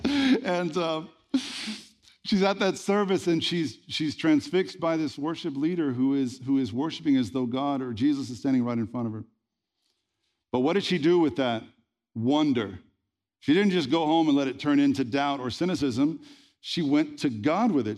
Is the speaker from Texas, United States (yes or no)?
yes; Red Lick, Texas, United States; I was born in Red Lick, Texas